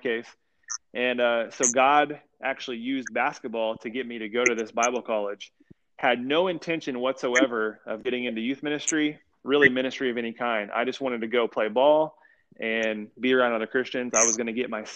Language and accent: English; Indiana, United States; I grew up in Indiana